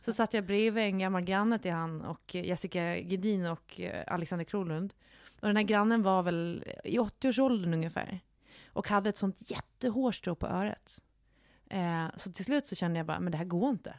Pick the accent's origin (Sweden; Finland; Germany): Sweden; Gotland; moved away; När jag är hemma på Gotland